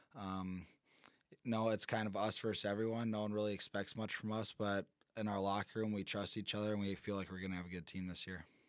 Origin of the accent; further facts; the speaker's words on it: Michigan, United States; moved away; I'm from Michigan.